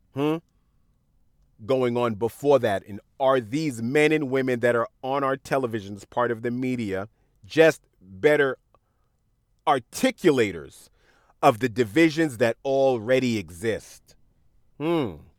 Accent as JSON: {"language": "English", "town": "New York City", "region": "New York", "country": "United States", "tie": "born or raised there", "said": "when I was growing up in Queens, I would go on Jamaica Avenue"}